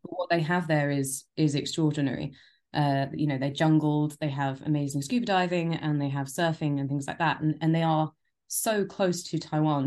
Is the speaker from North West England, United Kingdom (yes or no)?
no; London, United Kingdom; also born or lived in Japan; I am a born and bred Londoner.